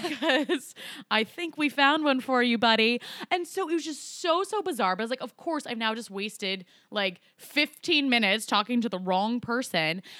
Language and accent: English; Colorado, United States; Colorado, my home state.